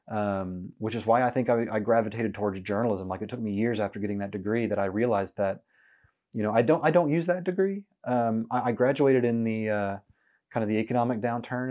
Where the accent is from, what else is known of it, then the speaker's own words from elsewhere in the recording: Norman, Oklahoma, United States; now in Oklahoma City, United States; growing up in Norman